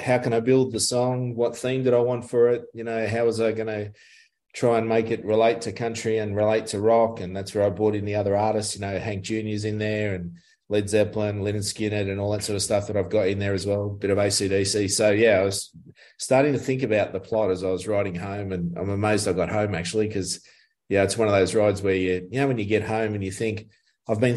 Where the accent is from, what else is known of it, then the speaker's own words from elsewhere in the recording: Richmond, New South Wales, Australia; now in Melbourne, Australia; I was playing at a pub one night in Richmond in my hometown in the Hawkesbury